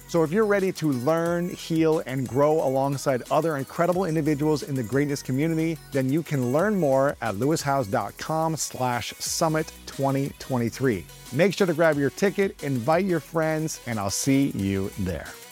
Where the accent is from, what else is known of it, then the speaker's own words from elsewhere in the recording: Columbus, Ohio, United States; my hometown of Columbus, Ohio